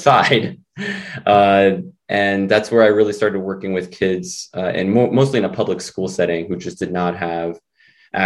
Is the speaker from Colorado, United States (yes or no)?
no; New York City, New York, United States; first language Spanish; English is a second language; also born or lived in Rochester, New York; I'm originally from New York City